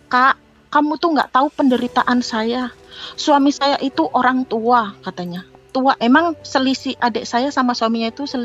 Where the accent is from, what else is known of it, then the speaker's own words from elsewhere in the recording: Java, Indonesia; kalau kita orang Jawa ngomong keblinger gitu kak